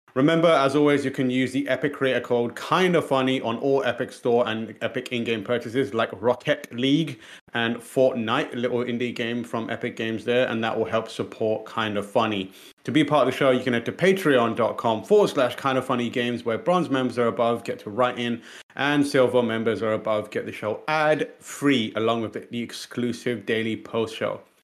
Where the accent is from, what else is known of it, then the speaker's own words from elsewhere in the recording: United Kingdom; British people